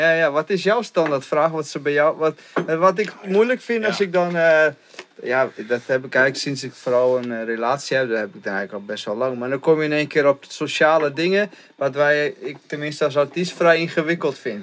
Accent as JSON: {"language": "Dutch", "region": "Friesland", "country": "Netherlands", "moved": "yes", "said": "ik kom zo uit Friesland"}